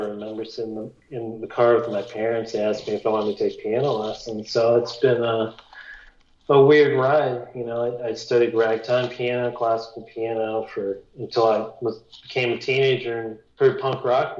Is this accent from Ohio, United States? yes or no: yes; Wooster, Ohio, United States; This is in Ohio. I'm from Ohio.